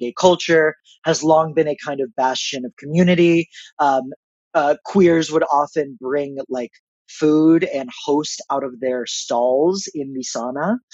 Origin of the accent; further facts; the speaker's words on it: Israel; moved away; I was born in Israel. I have a lot of family there